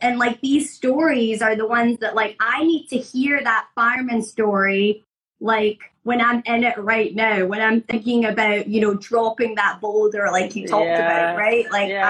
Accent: Scotland, United Kingdom; now in Florida, United States; I grew up in Scotland, which is, you know, primarily white people, mm-hmm. You know, moved to Florida and live in a primarily white community.

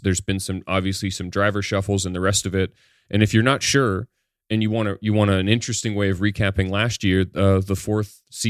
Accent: Ontario, Canada; As a kid, I growing up near the Canadian Warplane Heritage Museum, they have one of the only flying Lancasters in the world.

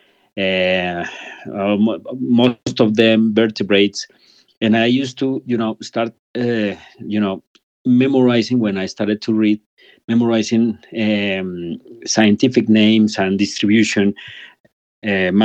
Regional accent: Bogota, Colombia; also born or lived in United Kingdom; Since I was a kid in Colombia, I was born in Bogota 50 years ago.

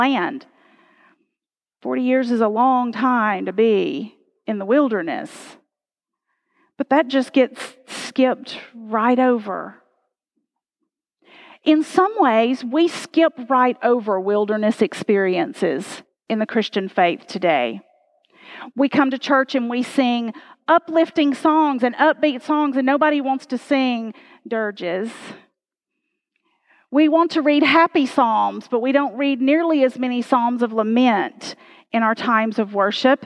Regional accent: United States; We, as American people

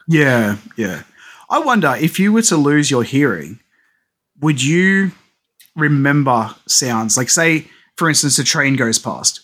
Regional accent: Australia; as an Aussie

